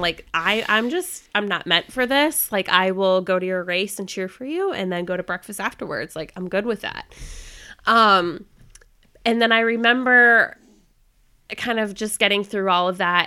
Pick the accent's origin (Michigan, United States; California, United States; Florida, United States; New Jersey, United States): Florida, United States; moved away as an adult; also born or lived in North Carolina; I was born and raised in Florida, and I decided to escape the Florida heat and come up to North Carolina for college.